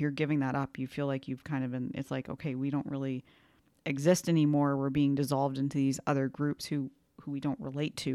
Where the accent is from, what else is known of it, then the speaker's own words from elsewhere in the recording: Canada; I'm the Canadian